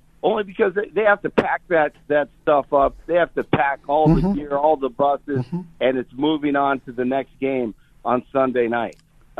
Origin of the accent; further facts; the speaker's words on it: Longmont, Colorado, United States; also born or lived in Texas; I got back to Denver, back home. I grew up in Colorado, in Longmont, in northern Colorado.